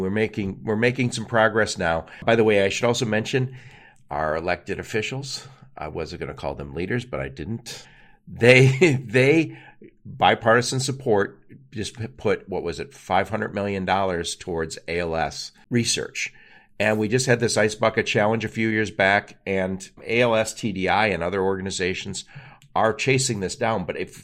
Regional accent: Dearborn, Michigan, United States; where we grew up in Dearborn

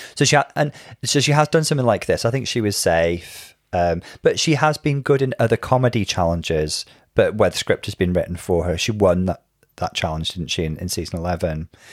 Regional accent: Wales, United Kingdom; I did speak a lot more Welsh when I was little

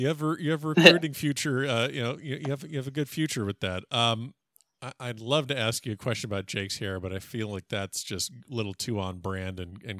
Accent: South Florida, United States; I'm a South Florida. I grew up in South Florida

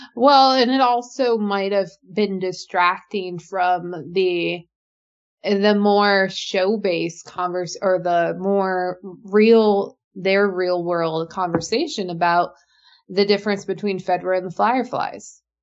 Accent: Alaska, United States; I grew up in Alaska

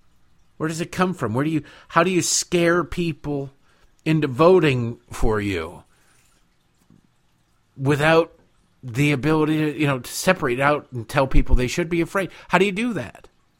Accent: Detroit, Michigan, United States; Growing up in Detroit, Detroit is a pit. Detroit is a disaster.

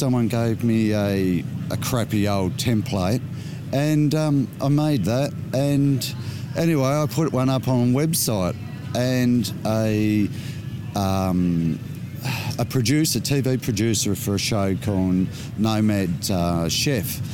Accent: Tasmania, Australia; me, a Tasmanian

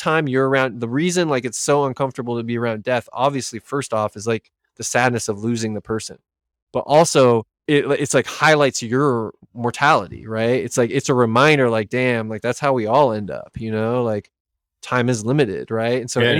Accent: California, United States; now in Bainbridge Island, United States; apparently Bainbridge Island is really expensive, but I came from the Bay Area. So I sold a house in the Bay Area.

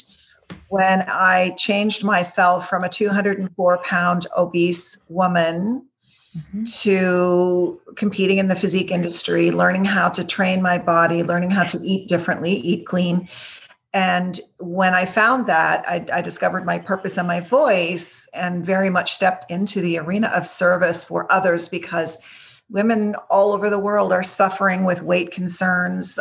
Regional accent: Quebec, Canada; also born or lived in Greater Toronto Area; now in Toronto, Canada; originally from the province of Quebec, but now I'm in the Greater Toronto area.

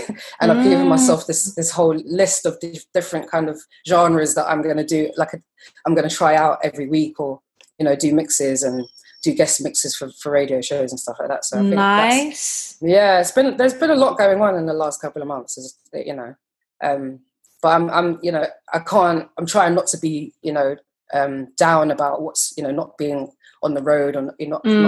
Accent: London, United Kingdom; moved away as an adult; now in Brooklyn, United States; this is West London. So I grew up in West London

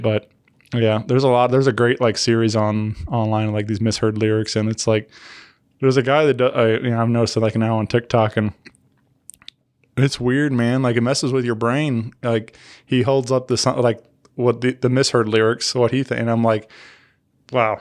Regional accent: St. Louis, Missouri, United States; where we're from

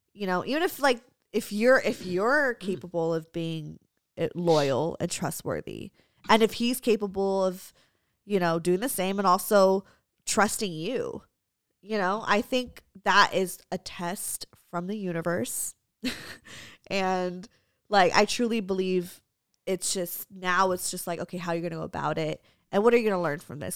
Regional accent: United States; my parents are immigrants, so they were raised in the Philippines, I was raised in America

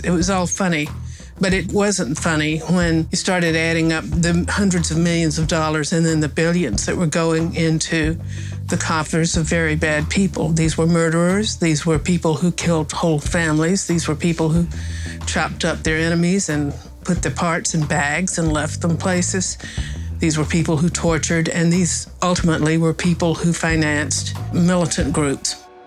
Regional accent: Appalachia, United States; moved away; I'm from Appalachia

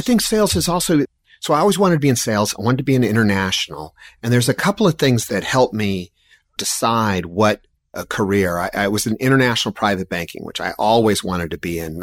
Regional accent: San Diego, California, United States; moved away as an adult; also born or lived in Portland, Oregon; I grew up in San Diego

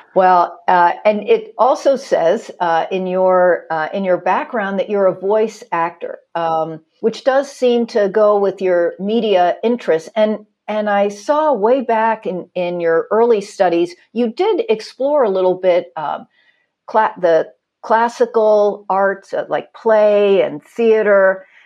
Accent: Pittsburgh, Pennsylvania, United States; I was born in Pittsburgh, grew up a Steeler fan as anybody is

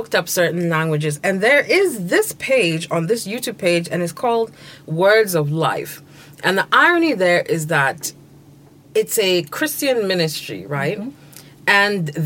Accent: Ghana

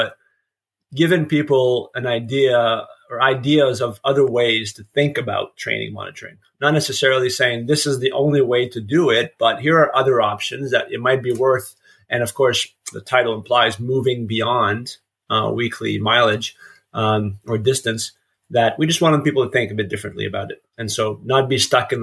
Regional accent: eastern Ontario, Canada; moved away as an adult; now in Memphis, United States; I'm originally from Canada, small town in eastern Ontario.

